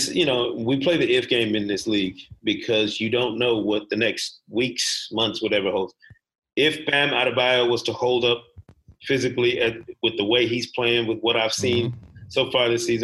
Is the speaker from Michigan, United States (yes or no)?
yes; Grand Rapids, Michigan, United States; I'm from Grand Rapids, Michigan